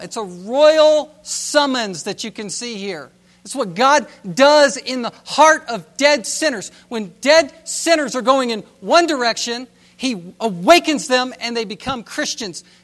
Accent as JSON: {"language": "English", "town": "Virginia Beach", "region": "Virginia", "country": "United States", "said": "we're from Virginia"}